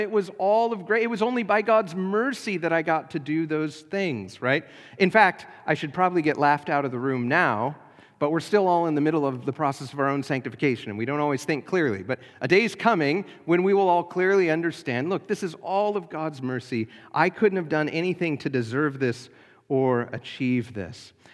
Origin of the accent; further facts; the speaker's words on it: United States; We are citizens, uh, of, uh, the Kingdom of America.